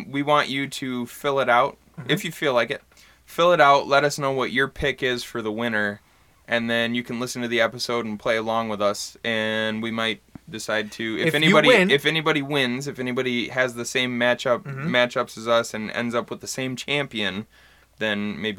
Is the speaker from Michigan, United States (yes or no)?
yes; Bad Axe, Michigan, United States; growing up in Bad Axe, I had a lot of friends and family who had wells